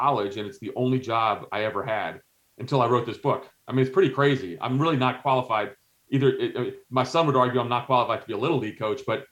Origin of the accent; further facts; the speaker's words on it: New Jersey, United States; also born or lived in Greece / Algeria; So I'm of Greek background. So, you know, I was born in Greece, but my mom is American. So we were able to go back. So I grew up in New Jersey, but we went back in the summers